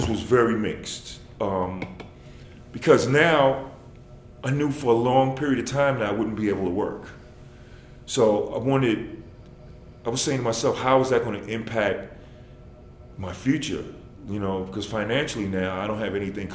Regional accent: New York, United States; moved away; I'm from New York

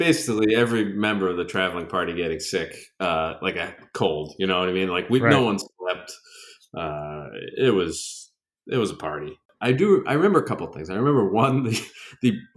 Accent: Boston, Massachusetts, United States; moved away; growing up in Boston, I was very fortunate.

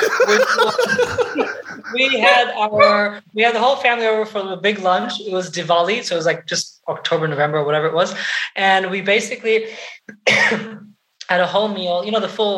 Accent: Portugal; moved away; I was brought up in Europe, in Portugal.

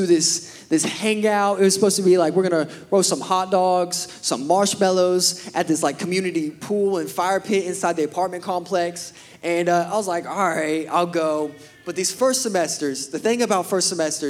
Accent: Pryor, Oklahoma, United States; moved away as an adult; also born or lived in Birmingham, Alabama; I grew up in Pryor.

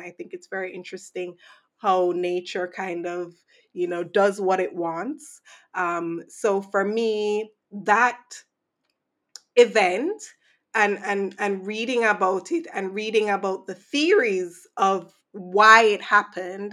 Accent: Saint Andrew, Jamaica; growing up in Jamaica

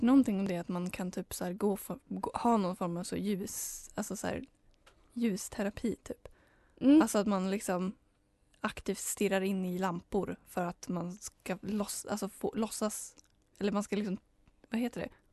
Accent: Heby, Uppsala County, Sweden; där jag kommer ifrån, Heby

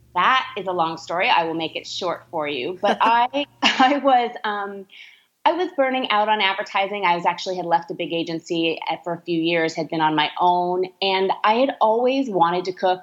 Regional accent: California, United States; I'm from California

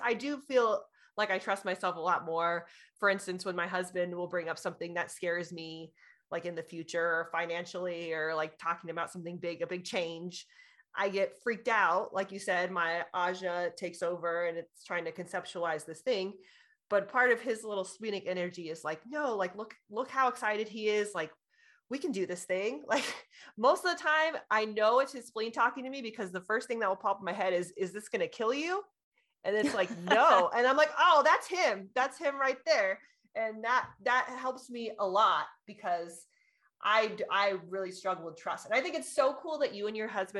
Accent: California, United States; born there; I was born in California, so I'm...

